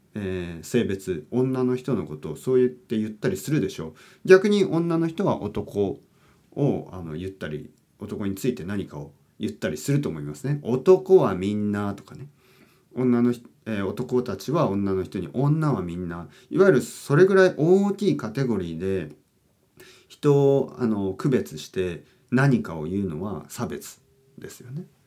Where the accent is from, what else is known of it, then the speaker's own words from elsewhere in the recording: Kyushu, Oita, Japan; now in Tokyo, Japan; 僕の出身の九州大分大分県ですね